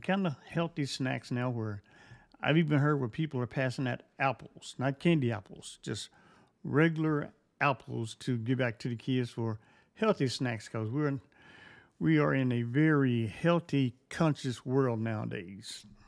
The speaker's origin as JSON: {"language": "English", "town": "Fort Worth", "region": "Texas", "country": "United States", "tie": "born or raised there", "said": "When I grew up in Fort Worth"}